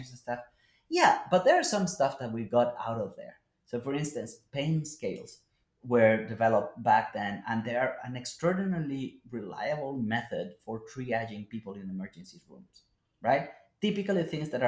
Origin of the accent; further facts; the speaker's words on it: Colombia; now in United States; Colombia, my home country